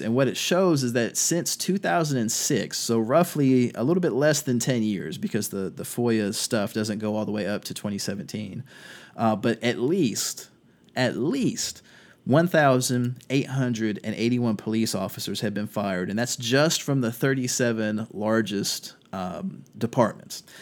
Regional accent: North Carolina, United States; my home state of North Carolina

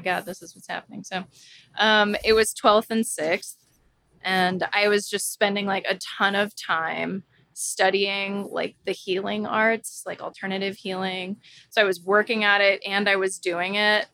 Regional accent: Florida, United States; moved away as an adult; I'm moving back to my hometown, which is like huge

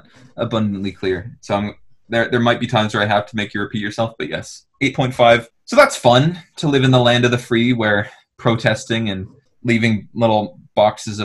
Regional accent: Canada; this is where I identify as being from

